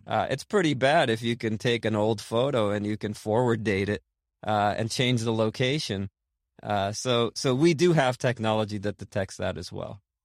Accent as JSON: {"language": "English", "town": "Boston", "region": "Massachusetts", "country": "United States", "tie": "born or raised there", "said": "I grew up in, uh, in Boston, actually, in Rosendale"}